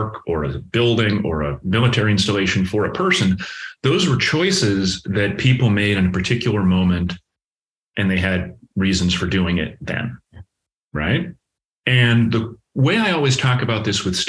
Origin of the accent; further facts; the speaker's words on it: Massachusetts, United States; moved away as an adult; also born or lived in Connecticut / Washington, D.C. / Pittsburgh; now in Columbus, United States; I grew up in Massachusetts